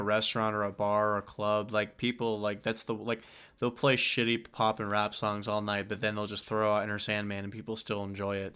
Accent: Texas, United States; we're from Texas.

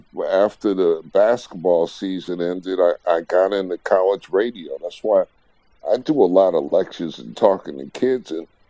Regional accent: New York City, New York, United States; I'm from New York, Queens, man.

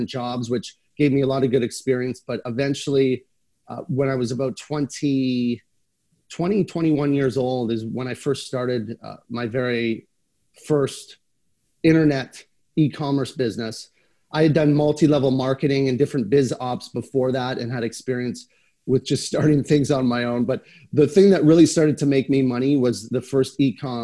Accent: Canada; being a Canadian

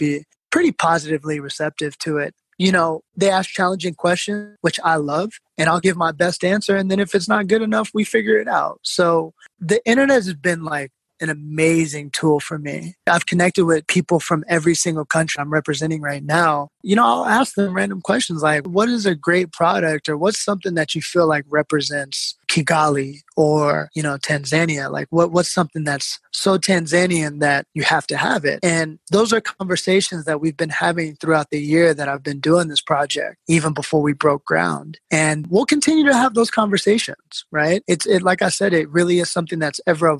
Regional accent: Seattle, Washington, United States; also born or lived in New York; now in South Africa; what I grew up in Seattle

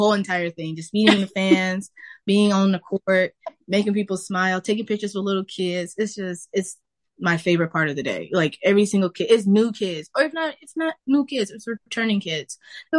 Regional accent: Detroit, Michigan, United States; I'm from Detroit, Michigan, born and raised, home of the Lions.

